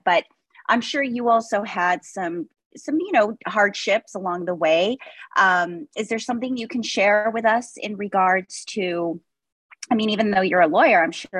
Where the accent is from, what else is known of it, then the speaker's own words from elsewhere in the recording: Los Angeles, California, United States; my mom is from Bolivia. So I was born and raised here in Los Angeles, but I was like you. I went every summer to Bolivia.